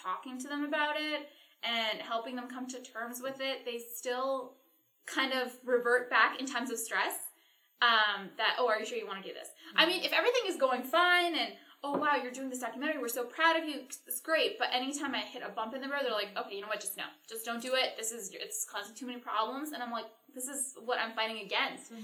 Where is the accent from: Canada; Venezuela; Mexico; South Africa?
Canada; I'm Canadian